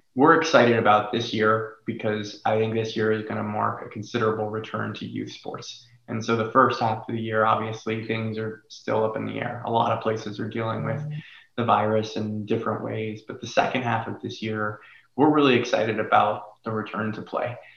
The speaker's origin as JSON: {"language": "English", "region": "Florida", "country": "United States", "tie": "born or raised there", "moved": "yes", "lives_now": "Los Angeles, United States", "said": "I grew up in Florida"}